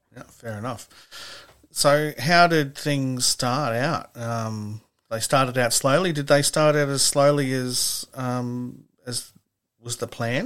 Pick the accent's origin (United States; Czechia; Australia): Australia; Gosford, New South Wales; I'm from Gosford myself